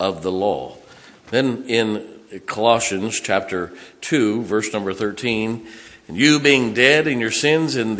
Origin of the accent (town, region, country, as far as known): Massillon, Ohio, United States; born or raised there; moved away